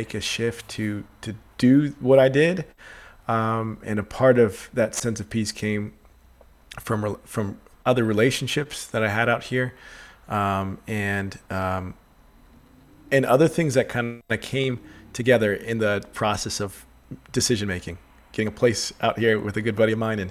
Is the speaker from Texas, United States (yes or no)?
yes; Texas, United States; moved away as an adult; now in Nashville, United States; I'm originally from Texas, but I've been out here for about 10 months, coming on 11 months, and it's quickly become home.